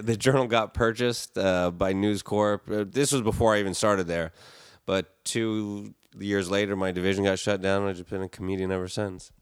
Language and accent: English; South Florida, United States; also born or lived in Indiana / Michigan; now in Los Angeles, United States; I grew up in South Florida, spent most of my time here in L